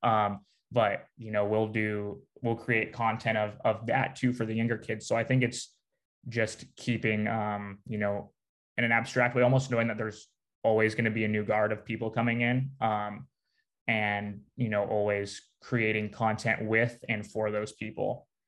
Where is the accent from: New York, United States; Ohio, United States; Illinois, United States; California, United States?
California, United States; Newport Beach; now in Eugene, United States; I'm from Newport Beach, California. So about 40 minutes south